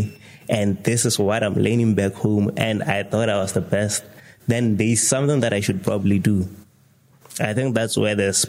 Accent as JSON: {"language": "English", "town": "Serowe", "region": "Central District", "country": "Botswana", "tie": "born or raised there", "said": "So I'm from Serowe. I grew up in Serowe"}